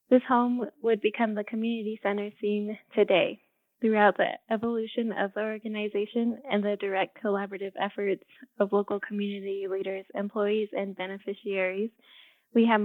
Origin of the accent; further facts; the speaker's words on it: Window Rock, Arizona, United States; I am a Navajo from Window Rock, Arizona. I grew up here and I got a bachelor's in music education at UNM.